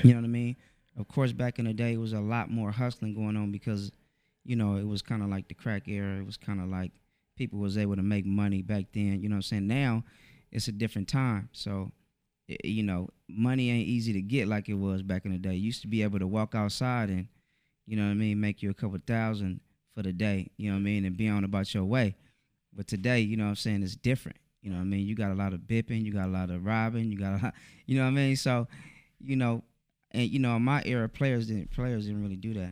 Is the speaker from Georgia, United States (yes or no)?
no; Oakland, California, United States; I'm from Oakland, East Oakland, California.